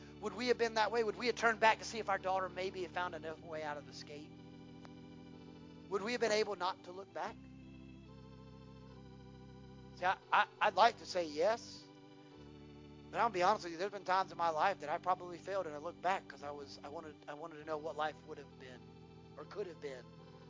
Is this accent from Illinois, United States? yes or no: no; Dorchester County, South Carolina, United States; Thank God I'm from Dorchester County. I ain't kin to y'all. Like, I ain't. I'm in a different whole county.